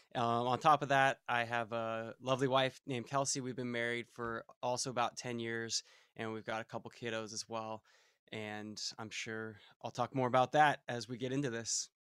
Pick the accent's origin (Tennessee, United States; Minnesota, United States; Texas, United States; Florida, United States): Florida, United States; Fort Myers; also born or lived in Melbourne, Florida; We grew up in Fort Myers, Florida